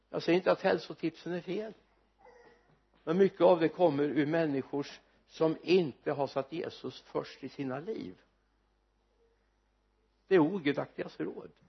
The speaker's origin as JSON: {"language": "Swedish", "town": "Mariestad", "region": "Västra Götaland", "country": "Sweden", "said": "på ett café hemma, Olssons café hemma i Mariestad"}